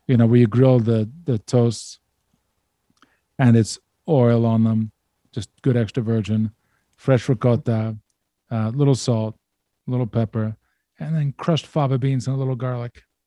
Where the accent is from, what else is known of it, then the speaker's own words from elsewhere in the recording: Baltimore, Maryland, United States; I'm from Baltimore